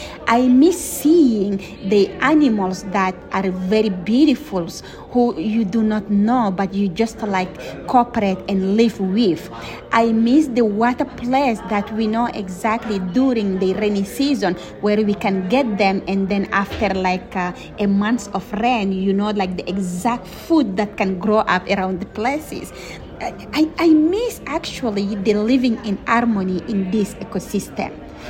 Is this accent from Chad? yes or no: yes; Chad; I'm from an indigenous community that call it Mbororo Pastoralis. I am from Erawan Lake, Chad.